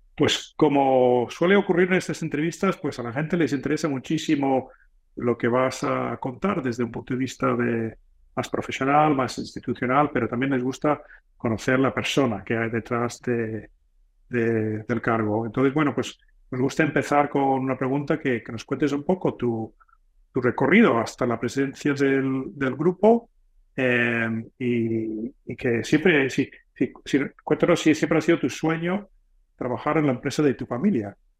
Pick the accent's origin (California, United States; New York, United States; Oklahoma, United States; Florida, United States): California, United States; moved away; de la Claremont Graduate School de California, mi tierra natal